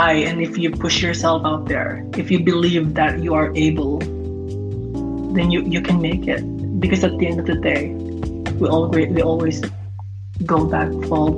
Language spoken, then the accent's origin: English; Los Angeles, California, United States; I'm from Los Angeles, and I work through social media